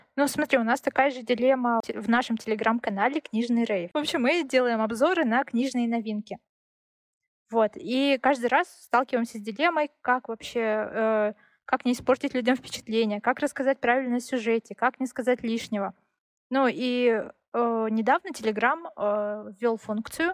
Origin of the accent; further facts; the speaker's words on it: Siberia, Russia; я родилась в Сибири